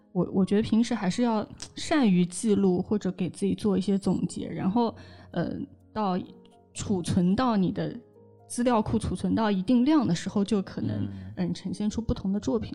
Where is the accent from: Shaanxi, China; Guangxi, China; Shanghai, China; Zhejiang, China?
Zhejiang, China; Hangzhou; 我们从小在杭州